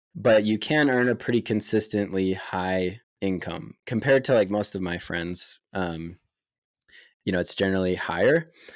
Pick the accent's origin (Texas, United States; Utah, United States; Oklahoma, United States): Utah, United States; Lehi; I grew up in Lehigh, Utah